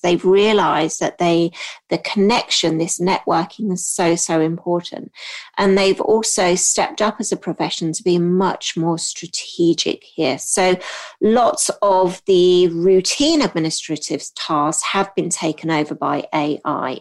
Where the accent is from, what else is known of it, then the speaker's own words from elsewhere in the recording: Hong Kong; also born or lived in United Kingdom / United States; now in England; I grew up in Hong Kong